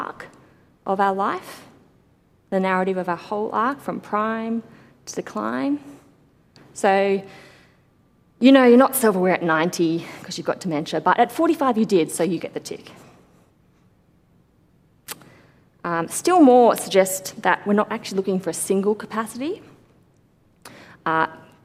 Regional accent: Sydney, New South Wales, Australia; growing up in the church that I grew up in Sydney

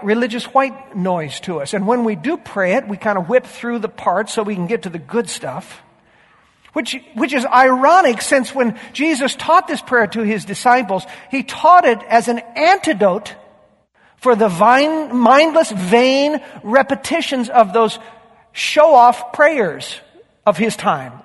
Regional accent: Yakima, Washington, United States; I grew up in Yakima, on a wonderful little 3-acre alfalfa ranch

